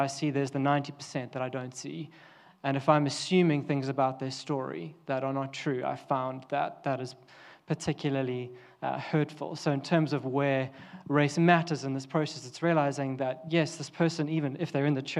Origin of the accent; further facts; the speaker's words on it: South Africa; now in United Kingdom; I'm South African